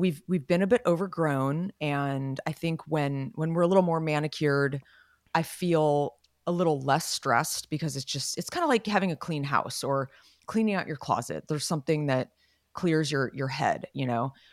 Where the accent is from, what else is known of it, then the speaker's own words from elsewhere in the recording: Los Gatos, California, United States; we were growing up in Los Gatos